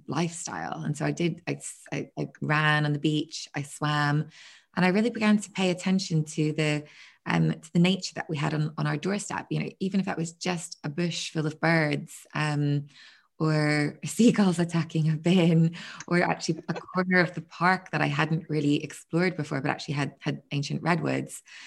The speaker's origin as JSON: {"language": "English", "town": "Belfast", "region": "Northern Ireland", "country": "United Kingdom", "moved": "yes", "lives_now": "Margate, United Kingdom", "said": "I'm from Belfast originally"}